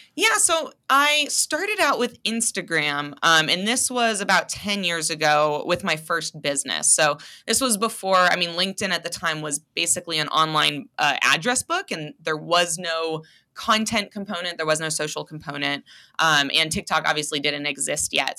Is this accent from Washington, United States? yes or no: yes; Seattle, Washington, United States; moved away as an adult; also born or lived in Providence, Rhode Island / Los Angeles, California; now in Spokane, United States; spent most of my life growing up in Seattle